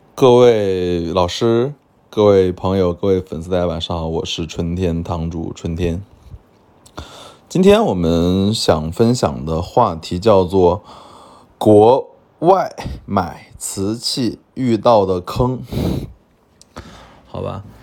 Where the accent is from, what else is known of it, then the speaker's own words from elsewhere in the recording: China; 我们中国人